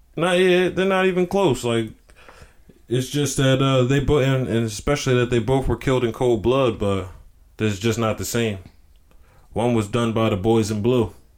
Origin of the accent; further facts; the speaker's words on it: North Carolina, United States; I'm from North Carolina